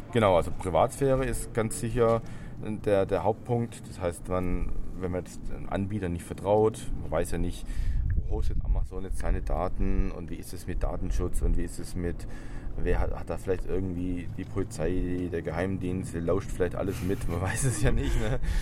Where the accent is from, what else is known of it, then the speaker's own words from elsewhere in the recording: Stuttgart, Baden-Württemberg, Germany; ich komme aus Stuttgart.